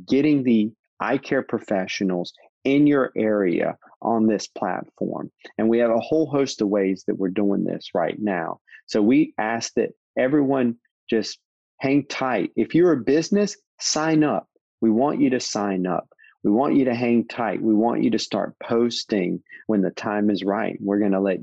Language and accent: English; North Carolina, United States; I'm from North Carolina